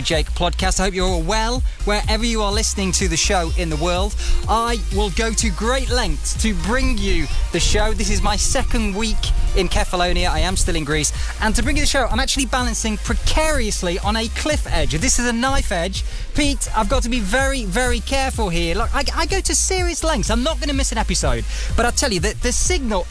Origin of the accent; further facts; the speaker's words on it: United Kingdom; I'm British, I'm here